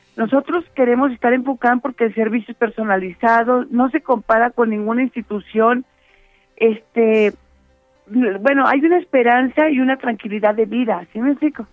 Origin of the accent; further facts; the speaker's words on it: Mexico; como ciudadanas, como mexicanas